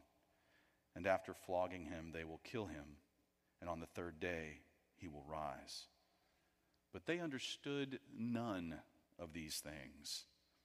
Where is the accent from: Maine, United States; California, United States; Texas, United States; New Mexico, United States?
Texas, United States; Houston; I grew up in Houston, Texas